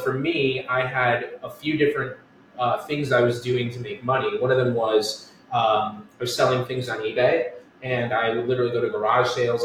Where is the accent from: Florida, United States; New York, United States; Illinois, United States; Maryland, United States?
New York, United States; Westchester; also born or lived in Connecticut; now in Astoria, New York, United States; I grew up in Westchester, New York